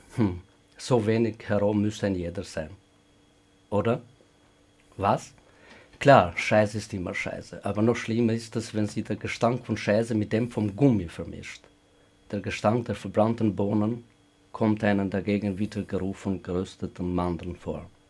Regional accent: Kosovo; German is a second language; moved away as an adult; also born or lived in Vienna, Austria; now in Graz, Austria; die in Kosovo erlebt habe

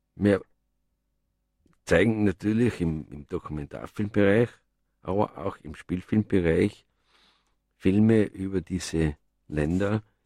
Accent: Innsbruck, Tyrol, Austria; wo ich aufgewachsen bin in Innsbruck

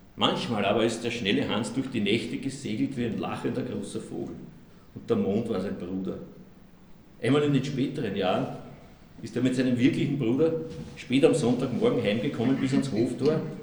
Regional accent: Austria; accent: Austrian dialect; in meinem österreichischen Dialekt

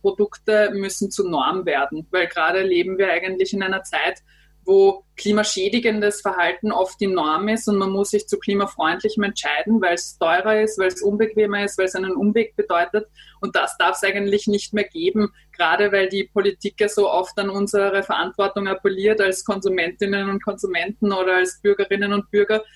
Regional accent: Austria; bei uns in Österreich

